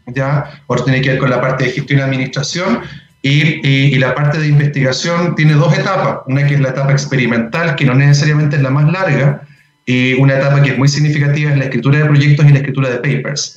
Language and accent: Spanish; Puerto Montt, Los Lagos, Chile; moved away as an adult; also born or lived in Valdivia; now in Santiago, Chile; yo soy de región y yo soy de Puerto Montt